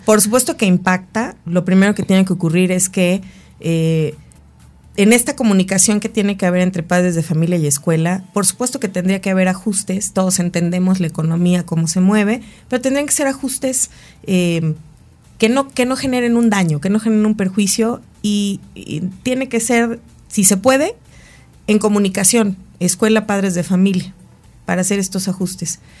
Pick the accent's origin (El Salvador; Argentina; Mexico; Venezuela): Mexico